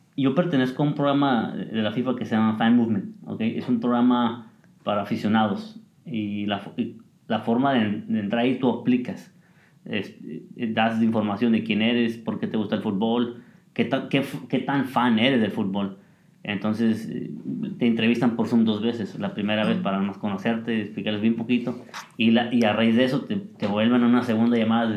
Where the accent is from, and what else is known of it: Mexico